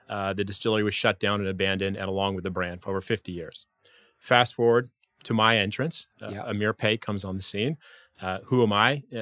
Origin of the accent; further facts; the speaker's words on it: New Mexico, United States; also born or lived in California / Washington D.C.; California. I grew up in New Mexico, Washington D.C. area.